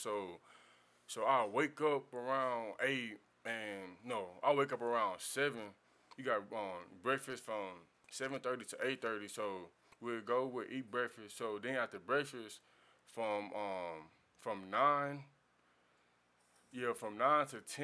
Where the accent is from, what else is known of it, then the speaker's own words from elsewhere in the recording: Houston, Texas, United States; growing up on the East Side